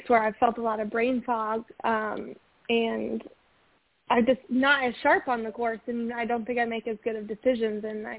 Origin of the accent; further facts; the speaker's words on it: Osceola, Wisconsin, United States; my hometown of Osceola